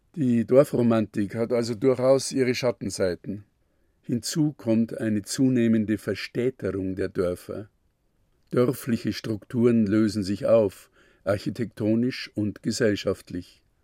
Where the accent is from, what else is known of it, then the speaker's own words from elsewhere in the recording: Wald, Bavaria, Germany; Mein Heimatdorf Wald liegt in der südlichen Oberpfalz